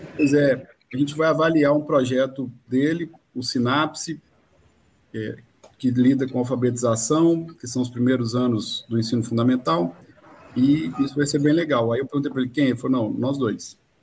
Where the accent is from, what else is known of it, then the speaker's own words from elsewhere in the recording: Minas Gerais, Brazil; moved away; eu sou de Minas